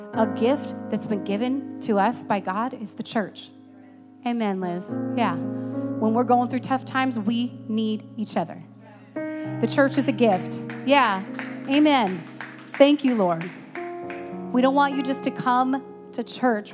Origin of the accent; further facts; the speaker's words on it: Iowa, United States; I grew up in Iowa, but I did not live on a farm